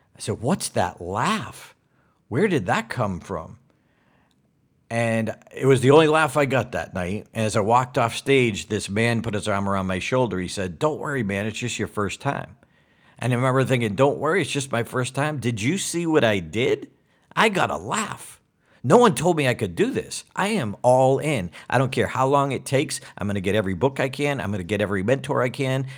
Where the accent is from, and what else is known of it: Auburn, Massachusetts, United States; born or raised there